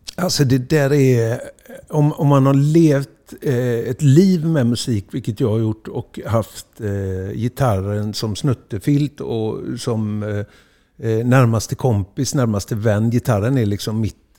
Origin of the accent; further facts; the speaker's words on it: Gothenburg, Västra Götaland, Sweden; uppväxten är Huxbo och eh, allt, allt vad man blir är egentligen Huxbo.